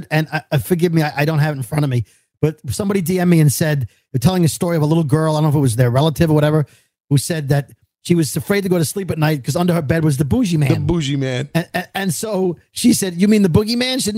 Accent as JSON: {"language": "English", "town": "Brooklyn", "region": "New York", "country": "United States", "said": "As New Yorkers, as two dopes from Brooklyn"}